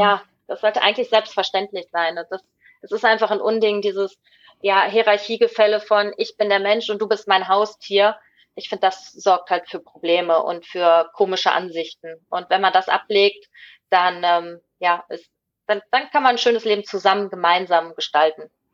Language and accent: German; Ruhr area, North Rhine-Westphalia, Germany; moved away as an adult; now in Sweden; ich komme ja aus dem Ruhrgebiet